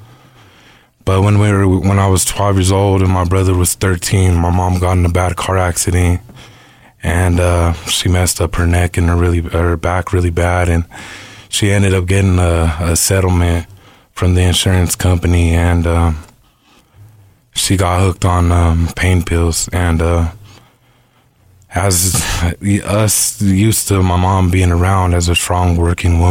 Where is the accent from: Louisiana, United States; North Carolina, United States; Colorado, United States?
Colorado, United States; Denver; I'm from Denver, born and raised.